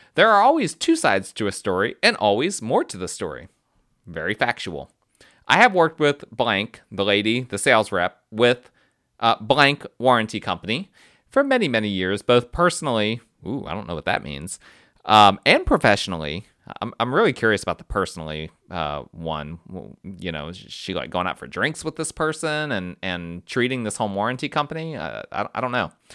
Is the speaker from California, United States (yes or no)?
no; New Jersey, United States; moved away; I'm, I'm from North Jersey, and that North Jersey side comes out sometimes